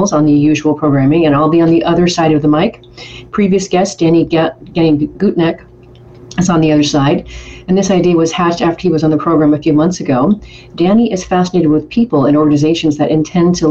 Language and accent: English; Colville, Washington, United States; also born or lived in Hermiston, Oregon / Portland, Oregon; I was born actually in Colville, Washington, which is like northeastern Washington, just under the Canadian border. People often ask me where my accent is from, and I think it's because I'm close to Canada. So that's where I was raised.